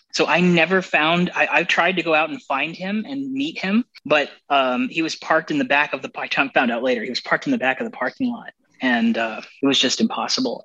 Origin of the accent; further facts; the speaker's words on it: Arizona, United States; I grew up in Arizona